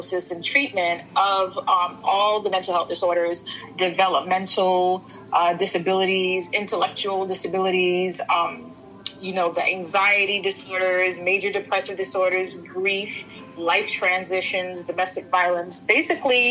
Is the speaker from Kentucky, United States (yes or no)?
no; New York City, New York, United States; also born or lived in Saint Vincent and the Grenadines; I was born in St. Vincent, raised in Brooklyn